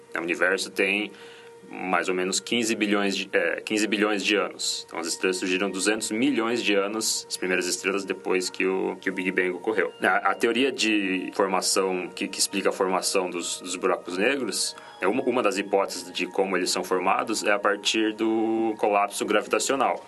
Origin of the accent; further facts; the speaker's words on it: Curitiba, Paraná, Brazil; moved away as an adult; eu nasci em Curitiba, né, nasci, vivi lá até quando eu passei na, na universidade, entrei na universidade